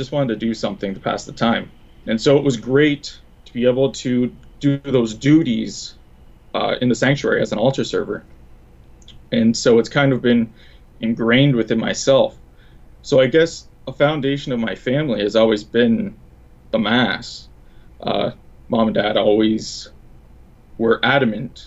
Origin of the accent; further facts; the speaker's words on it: outside Tilbury, near Merlin, Ontario, Canada; I grew up outside of Tilbury, kind of closer to Merlin